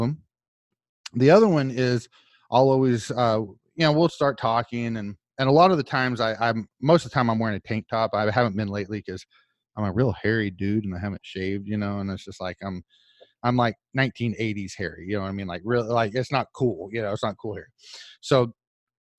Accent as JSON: {"language": "English", "town": "Oologah", "region": "Oklahoma", "country": "United States", "tie": "born or raised there", "also_born_or_lived": "Nowata, Oklahoma / Broken Arrow, Oklahoma", "moved": "as an adult", "lives_now": "Orlando area, Florida, United States", "said": "I'm from Oologa, Oklahoma. That's spelled Oologa."}